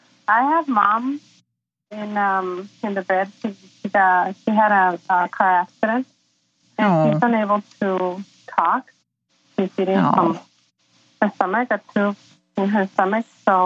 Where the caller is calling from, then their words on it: San Diego, California, United States; I'm calling from San Diego, California.